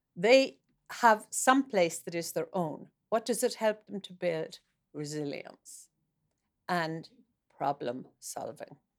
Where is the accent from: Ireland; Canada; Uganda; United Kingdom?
Ireland; moved away as an adult; now in Norway; I, I am from Ireland